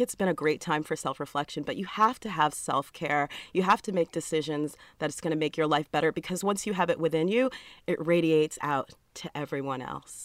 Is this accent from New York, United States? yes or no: yes; New York City, New York, United States; moved away as an adult; also born or lived in Georgia; I'm from New York City